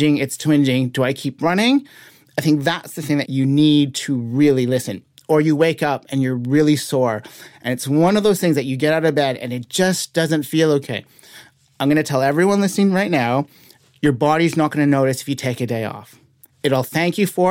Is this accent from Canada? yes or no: yes; Canada; I am from Canada.